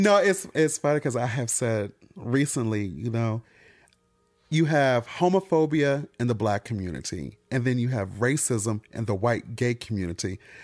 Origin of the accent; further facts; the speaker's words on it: Michigan, United States; moved away; I'm from Michigan.